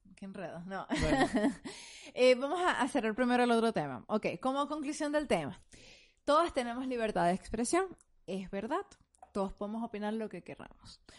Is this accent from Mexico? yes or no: no; Venezuela; moved away; nosotros como venezolanos venimos de un país bien homofóbico.